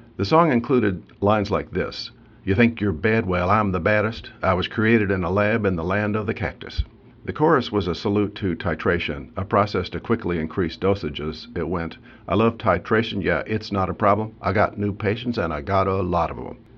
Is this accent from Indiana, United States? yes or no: yes; Carmel, Indiana, United States; Carmel, Indiana, incidentally my hometown